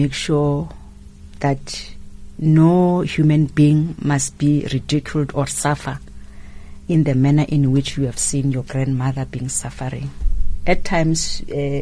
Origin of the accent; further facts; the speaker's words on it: Gauteng, South Africa; moved away; I'm from Gauteng. I was born in Gauteng and partly raised up there.